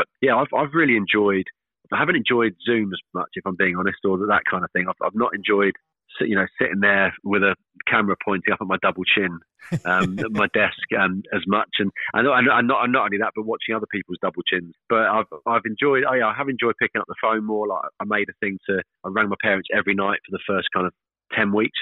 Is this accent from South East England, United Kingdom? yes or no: yes; Hove, South East England, United Kingdom; I still live down in Hove